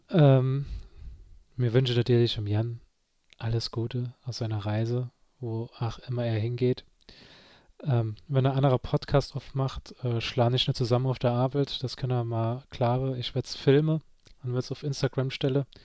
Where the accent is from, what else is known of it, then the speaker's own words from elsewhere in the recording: Saarland, Germany; unter den zehn Dinge, die man nur versteht als Saarländer